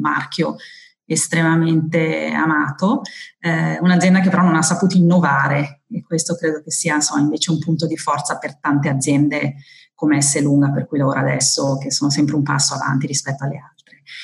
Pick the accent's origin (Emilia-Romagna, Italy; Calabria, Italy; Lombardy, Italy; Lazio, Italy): Emilia-Romagna, Italy; Modena; Sono modenese di origine